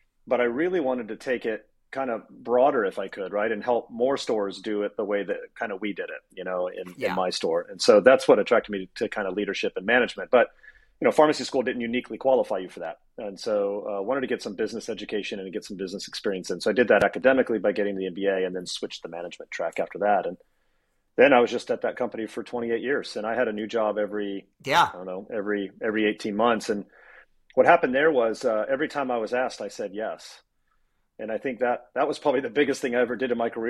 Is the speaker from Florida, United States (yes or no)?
yes; Daytona Beach, Florida, United States; I grew up in Daytona Beach, Florida